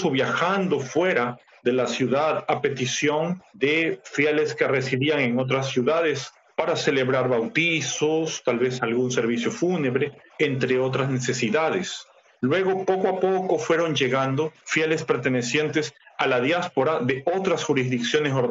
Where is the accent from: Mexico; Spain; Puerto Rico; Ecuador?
Ecuador; Debo decir que como muchos ecuatorianos y latinoamericanos en general, nací, crecí en un entorno católico romano.